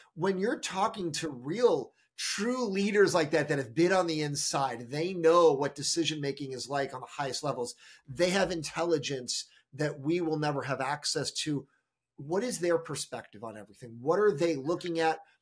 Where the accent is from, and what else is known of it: United States